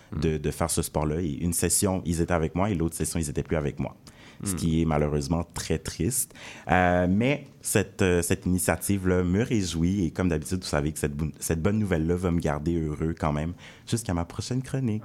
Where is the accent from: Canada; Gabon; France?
Canada; Montreal, Quebec; moi, j'ai grandi à Saint-Laurent